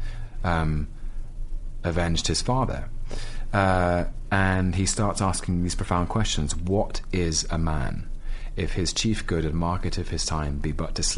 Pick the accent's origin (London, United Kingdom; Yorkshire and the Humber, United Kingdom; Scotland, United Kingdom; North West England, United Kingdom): London, United Kingdom; I'm a Londoner.